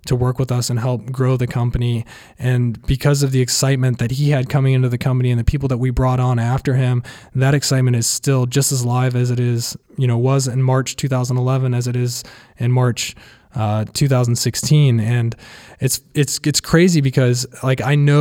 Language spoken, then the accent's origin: English; Athens, Ohio, United States; now in Columbus, United States; growing up in Athens